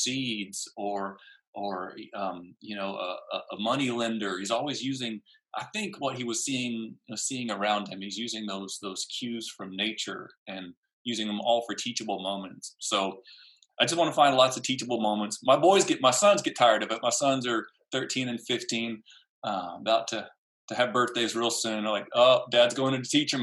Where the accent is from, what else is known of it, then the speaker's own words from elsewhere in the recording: San Antonio, Texas, United States; growing up in San Antonio